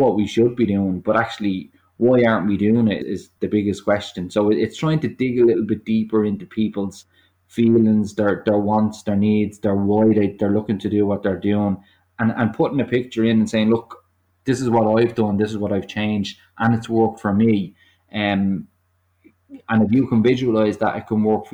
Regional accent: Ireland; as Irish people

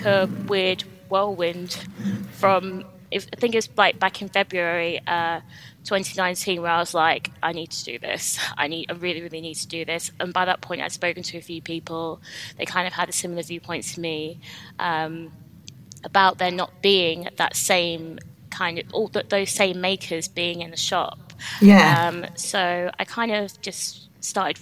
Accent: London, United Kingdom; moved away as an adult; now in Leeds, United Kingdom; I'm actually from London. I moved up to Leeds in 2016

